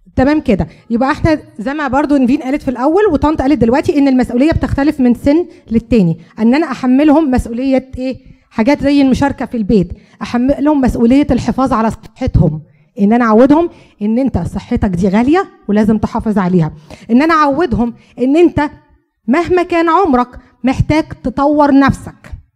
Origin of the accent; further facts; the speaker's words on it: Egypt; moved away; احنا عارفين كمصريين